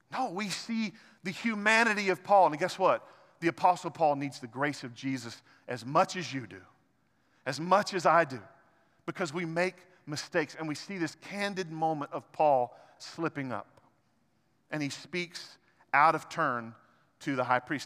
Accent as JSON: {"language": "English", "region": "Arkansas", "country": "United States", "said": "I'm an Arkansan"}